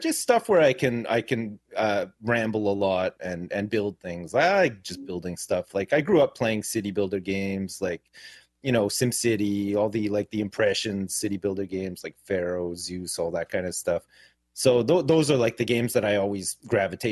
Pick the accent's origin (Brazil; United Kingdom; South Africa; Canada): Canada; now in Jersey; I grew up in Canada and I live in the UK now